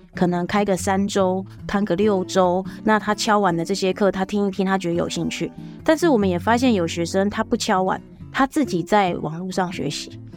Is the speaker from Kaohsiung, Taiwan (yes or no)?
no; Pingtung County, Taiwan; 我刚一开始就提到我是屏东人，然后我也只有大学出去了四年，可是我就回来屏东